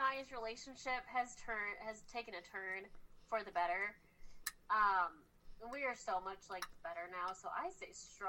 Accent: Moline, Illinois, United States; I'm from Illinois. You're from Illinois? Yeah, born and bred.

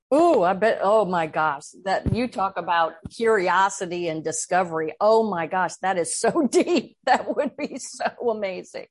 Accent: Midwest, United States; moved away as an adult; also born or lived in Washington, D.C.; I grew up in the Midwest where we were taught right is right and wrong is wrong.

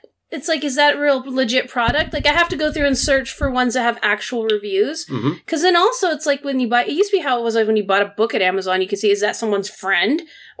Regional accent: United States; I speak as American.

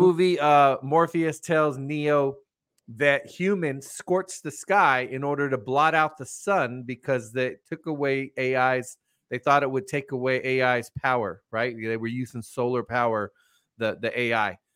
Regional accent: United States; me personally, as an American

